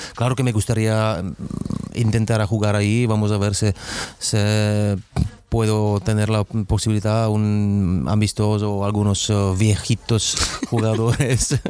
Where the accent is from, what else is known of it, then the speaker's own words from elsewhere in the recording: Czechia; Spanish is a second language; moved away as an adult; also born or lived in Madrid, Spain / Istanbul, Turkey; estoy jugando todavía en mi país, donde he crecido con los jugadores jóvenes